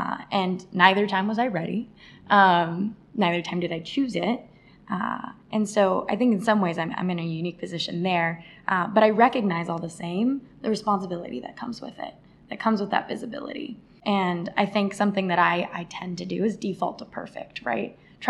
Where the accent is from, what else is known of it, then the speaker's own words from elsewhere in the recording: Arizona, United States; moved away as an adult; now in New York, United States; I moved all the way to the big city, yeah, from Arizona, all by myself as the first of my family to attend college